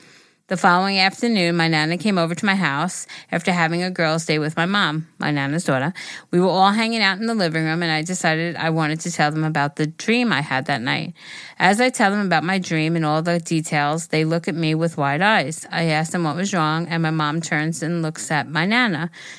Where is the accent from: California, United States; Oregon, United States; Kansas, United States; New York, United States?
California, United States; I'm from Northern California, the part where the redwood trees surrounding me.